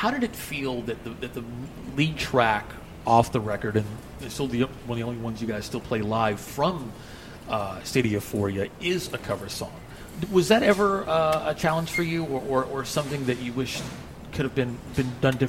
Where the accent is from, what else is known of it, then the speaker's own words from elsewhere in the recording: Dallas, Texas, United States; also born or lived in Fort Worth; I grew up here in Dallas and in the Fort Worth area.